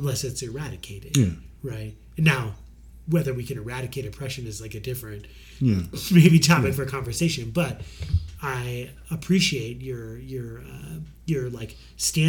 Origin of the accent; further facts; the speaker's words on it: Detroit, Michigan, United States; a person who grew up in and around Detroit, I rep Detroit